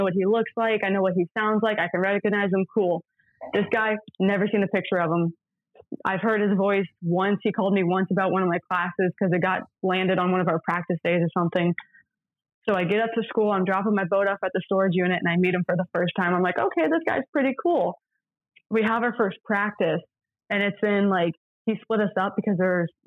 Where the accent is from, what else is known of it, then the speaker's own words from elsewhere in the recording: Florida, United States; moved away; I'm a freshman. I'm from Florida.